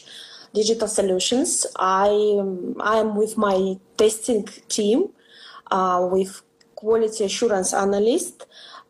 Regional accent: northern Russia, Russia; moved away as an adult; now in Canada; Originally, I'm from Russia

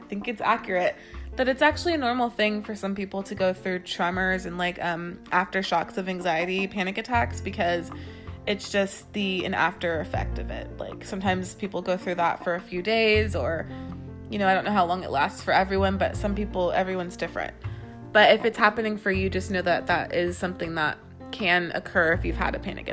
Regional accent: California, United States; I am from California.

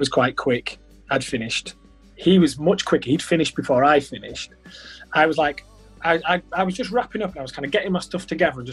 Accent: Halifax, Yorkshire and the Humber, United Kingdom; I'm from Halifax

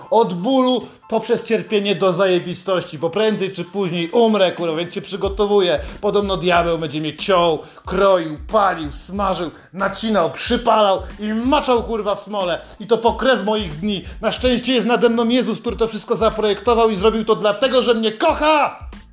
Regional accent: Poland; Jestem z Polski

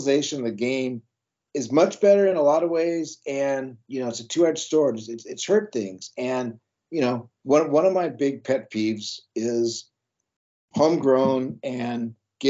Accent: Long Beach, California, United States; growing up in Long Beach

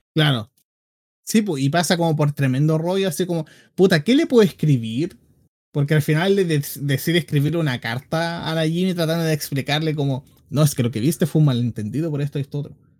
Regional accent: Biobío, Chile; de aquí, de, en aquí mismo, la octava región

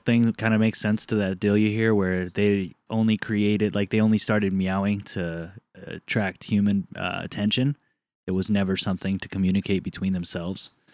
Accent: Southern California, United States; moved away; I grew up in Southern California

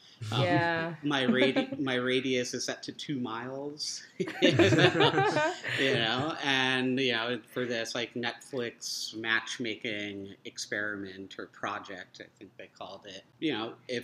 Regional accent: New Jersey, United States; moved away as an adult; also born or lived in Queens, New York / Seattle; now in New York City, United States; When I was in first grade, my parents moved out to New Jersey, so, you know, suburban little town outside of New York City. And I went to grade school there

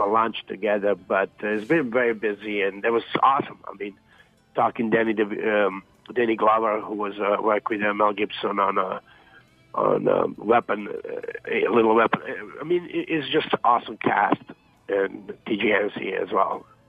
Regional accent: Zagreb, City of Zagreb, Croatia; moved away; I grew up in Dubrava as well

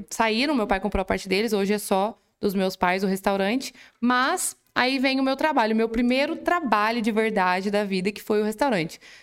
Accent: Santo Antônio do Jardim, São Paulo, Brazil; also born or lived in Espírito Santo do Pinhal; cresci lá. Na uhum. verdade, uhum. eu moro até hoje onde eu fui criada

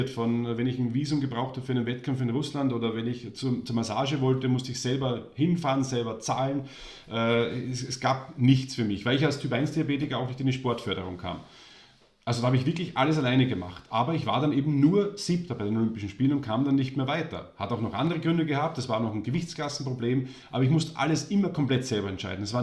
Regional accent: Austria; born there; Deswegen war er für mich als gebürtiger Österreicher der Held.

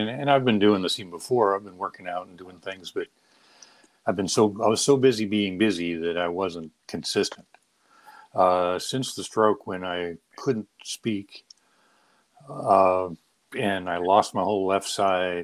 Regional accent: San Diego, California, United States; also born or lived in Maine; I grew up in San Diego

